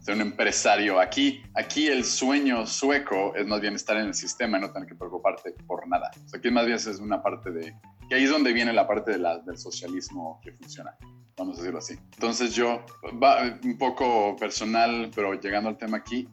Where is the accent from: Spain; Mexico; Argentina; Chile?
Mexico